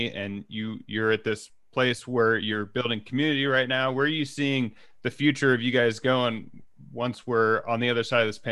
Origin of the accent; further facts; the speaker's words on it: Texas, United States; now in Colorado, United States; I grew up in Texas